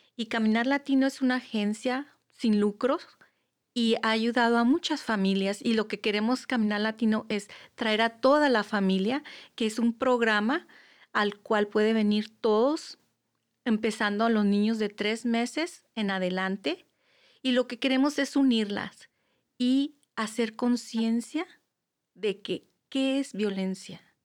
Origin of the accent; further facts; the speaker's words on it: Mexico; moved away; yo vengo, yo soy mexicana